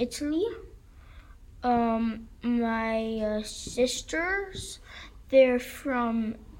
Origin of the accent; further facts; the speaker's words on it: China; moved away; I come from China.